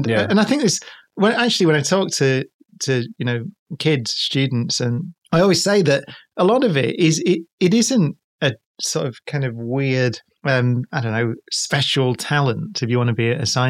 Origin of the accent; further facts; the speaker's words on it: Manchester, North West England, United Kingdom; we're from Manchester, so we call it